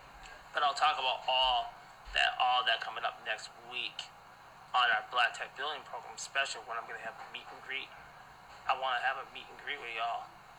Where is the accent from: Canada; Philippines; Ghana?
Ghana; I am a Ghanaian. I am African blood first.